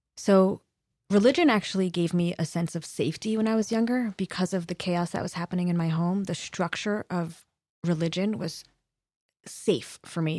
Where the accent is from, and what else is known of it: Los Angeles, California, United States; born or raised there